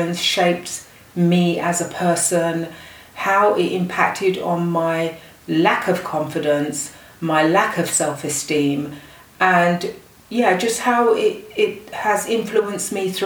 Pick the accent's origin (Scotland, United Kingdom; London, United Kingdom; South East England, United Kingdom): London, United Kingdom; I was born in the UK